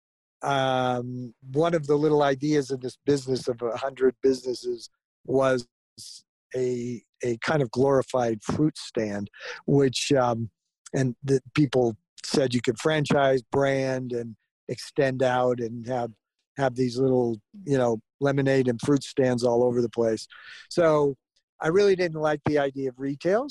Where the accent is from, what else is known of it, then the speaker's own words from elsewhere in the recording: Southern California, United States; also born or lived in Florida; when I was quite young, 6 or 7 years old, we moved to Southern California. And growing up in Southern California around the orange groves